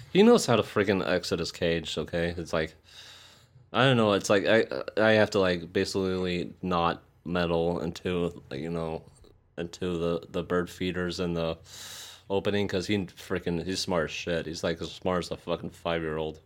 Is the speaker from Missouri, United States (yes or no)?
yes; St. Louis, Missouri, United States; I'm from Saint Louis